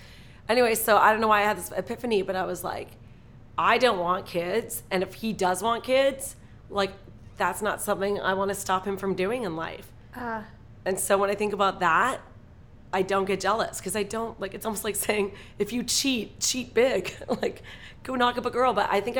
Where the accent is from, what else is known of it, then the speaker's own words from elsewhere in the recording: Toronto, Ontario, Canada; No, I moved here because I finally got my papers. I'm Canadian. I moved here from Toronto.